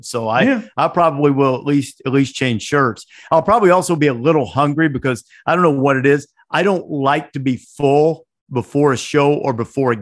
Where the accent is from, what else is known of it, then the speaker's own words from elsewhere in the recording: Northwest Alabama, United States; I grew up in Northwest Alabama